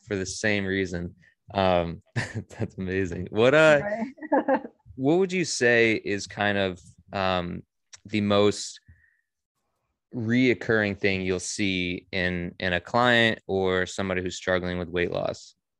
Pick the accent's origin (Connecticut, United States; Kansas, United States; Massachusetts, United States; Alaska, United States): Connecticut, United States; Monroe; also born or lived in Bridgeport, Connecticut; I was born in Bridgeport, um, and I lived in Monroe um, my whole life.